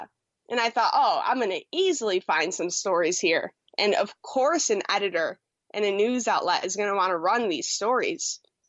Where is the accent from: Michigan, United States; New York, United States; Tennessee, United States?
New York, United States; Buffalo; there was a producer opening back in Buffalo in my hometown. Moved back, took that job.